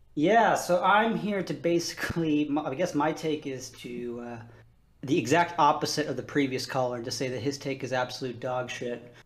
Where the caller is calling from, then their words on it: Boston, Massachusetts, United States; Calling from Boston, Massachusetts.